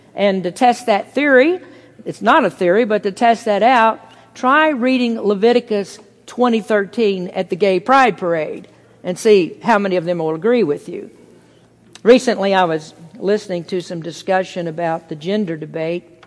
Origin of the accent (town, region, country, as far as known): United States